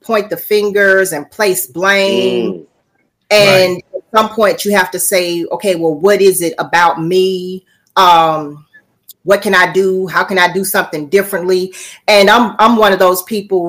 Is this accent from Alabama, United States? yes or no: yes; Birmingham, Alabama, United States; now in Talladega, United States; born and raised in Birmingham, Alabama